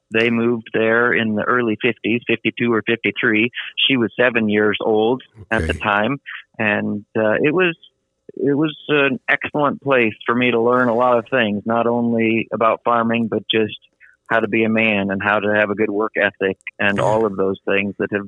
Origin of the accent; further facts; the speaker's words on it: Iowa, United States; I were following my father as he moved up in the world of education from teacher to principal to superintendent. And that took us all over the state of Iowa.